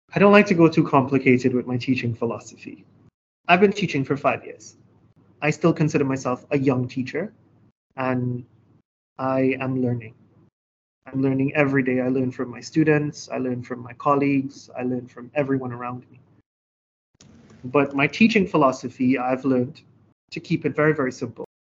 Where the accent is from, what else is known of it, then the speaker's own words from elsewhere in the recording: Trinidad & Tobago; moved away as an adult; now in Hangzhou, China; I'm from beautiful Trinidad and Tobago.